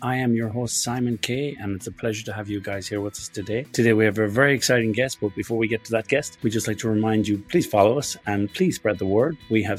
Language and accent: English; Currafin, County Galway, Connacht, Ireland; I'm from Currafin, a hurling and a football place.